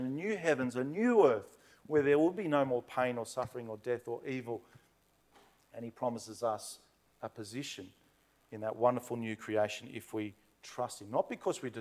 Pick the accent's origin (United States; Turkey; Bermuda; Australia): Australia; Blacktown, New South Wales; growing up in Blacktown